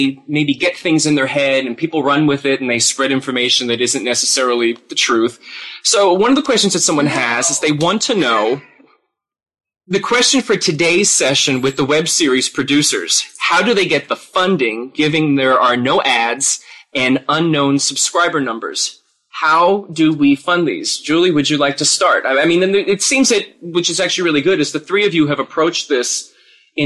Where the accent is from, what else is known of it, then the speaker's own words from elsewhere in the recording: Philadelphia, Pennsylvania, United States; I'm from Philadelphia